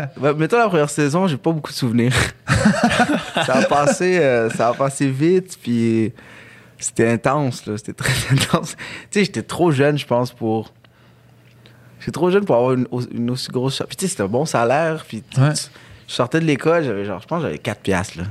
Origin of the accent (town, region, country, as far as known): Quebec, Canada; born or raised there; also born or lived in Algiers, Algeria